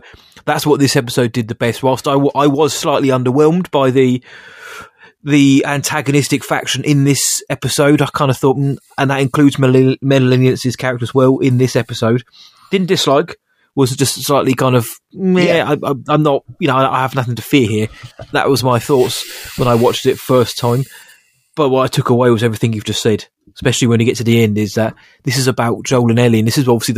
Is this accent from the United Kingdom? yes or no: yes; Woking, South East England, United Kingdom; my hometown of Woking